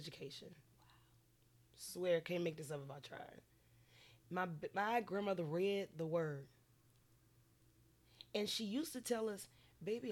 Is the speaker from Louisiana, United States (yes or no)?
yes; Lake Charles, Louisiana, United States; I'm from Lake Charles, Louisiana, born and raised